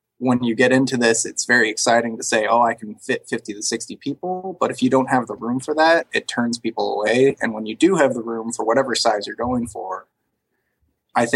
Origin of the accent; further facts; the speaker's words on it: Northeast, United States; also born or lived in New York; now in Austin, United States; I grew up in the Northeast